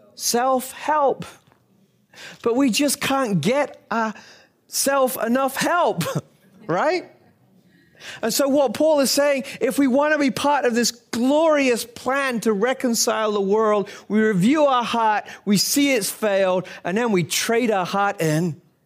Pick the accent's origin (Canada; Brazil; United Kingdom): United Kingdom; as a Brit